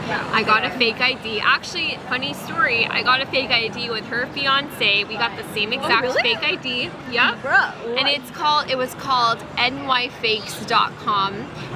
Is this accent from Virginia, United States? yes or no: no; New York, United States; from New York. I am 21 years old.